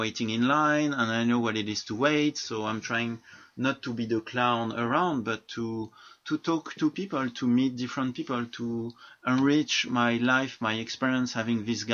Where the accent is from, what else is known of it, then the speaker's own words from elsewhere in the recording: France; I'm from France